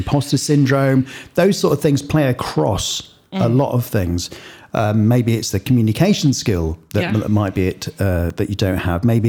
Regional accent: Lincolnshire, East Midlands, United Kingdom; also born or lived in Bristol; I am originally from Bristol. I was dragged up in Lincolnshire.

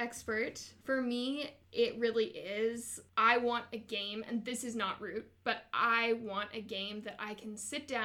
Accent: Mississauga, Ontario, Canada; now in Waterloo, Canada; I grew up in Mississauga

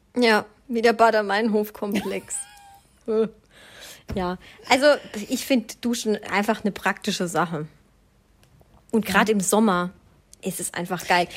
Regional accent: Swabia, Baden-Württemberg, Germany; ich bin ja Schwabe

